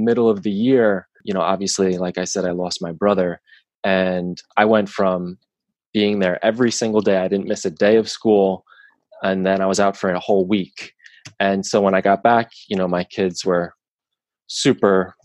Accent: Long Island, New York, United States; I grew up, I'm born and raised on Long Island

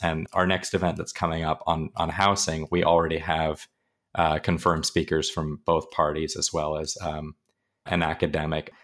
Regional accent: Pacific Northwest, United States; moved away as an adult; now in Arizona, United States; I'm originally from the Pacific Northwest

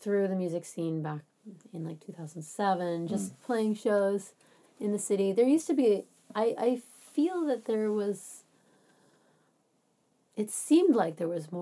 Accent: Florida, United States; moved away as an adult; now in Bay Area, United States; I'm from Florida

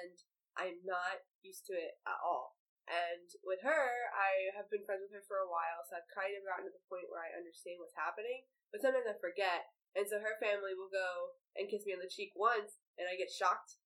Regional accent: United States; I'm an American

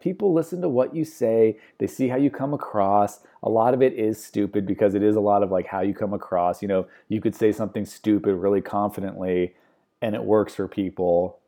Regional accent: United States; I'm American

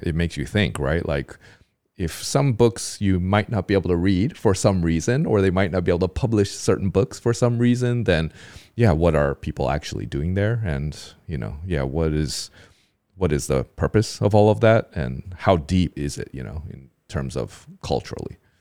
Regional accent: United States; now in Taiwan; I'm, I'm from America

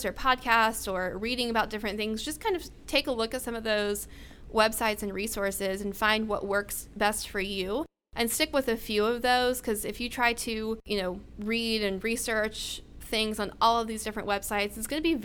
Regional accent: Florida, United States; moved away as an adult; now in Oklahoma, United States; I'm from Florida

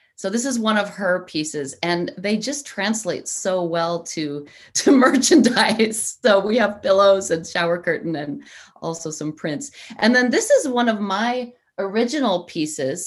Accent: United States; also born or lived in Italy (ancestry); i am obviously American

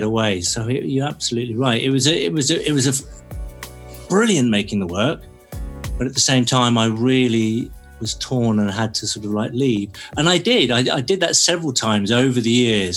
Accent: Cornwall, South West England, United Kingdom; moved away; growing up in Cornwall, you want to move away

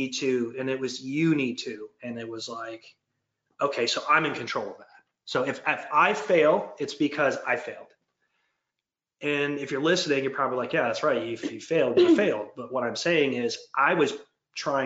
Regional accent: Detroit, Michigan, United States; moved away as an adult; now in Georgia, United States; I'm from like born and raised in Detroit, but I've lived here for 22 years

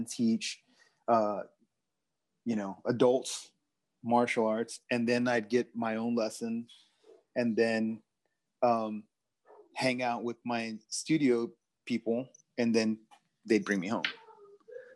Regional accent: Houston, Texas, United States; also born or lived in Colorado; my time growing up in Houston

